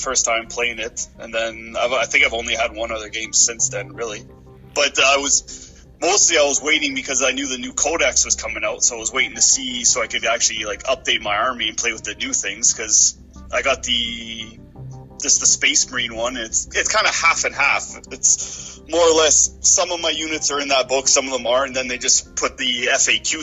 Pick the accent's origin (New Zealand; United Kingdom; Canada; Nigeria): Canada; Sturgeon Falls, Ontario; moved away as an adult; now in Sudbury, Canada; I grew up in Sturgeon Falls, but I live in Sudbury right now.